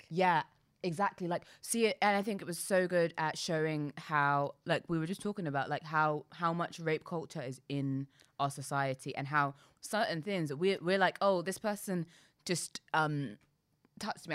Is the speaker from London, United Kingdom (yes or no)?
yes; London, United Kingdom; I'm proud to be from London